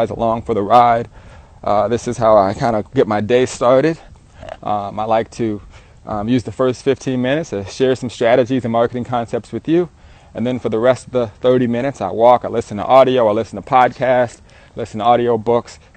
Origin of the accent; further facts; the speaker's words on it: Southern California, United States; I'm an entrepreneur from Southern California